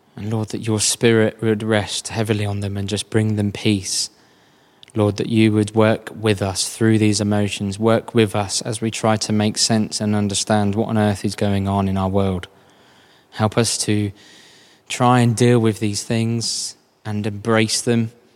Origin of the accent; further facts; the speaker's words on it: United Kingdom; I'm British